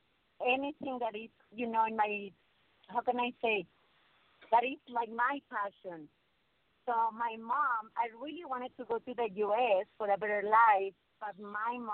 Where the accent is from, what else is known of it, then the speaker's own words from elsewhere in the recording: León, Guanajuato, Mexico; moved away; Yo soy de León, Guanajuato, donde la vida no vale nada